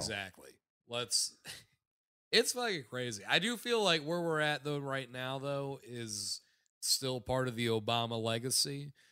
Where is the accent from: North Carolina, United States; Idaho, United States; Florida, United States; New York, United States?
Florida, United States; South; I grew up in South Florida